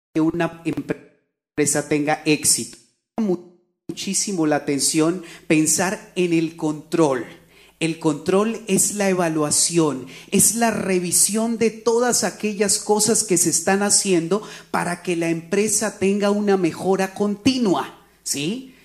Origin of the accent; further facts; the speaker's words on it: Colombia; moved away; Cuando yo trabajaba en mi país, en Colombia